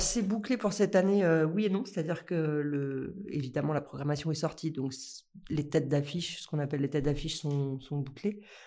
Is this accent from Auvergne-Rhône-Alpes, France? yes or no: yes; Lyon, Auvergne-Rhône-Alpes, France; je viens de Lyon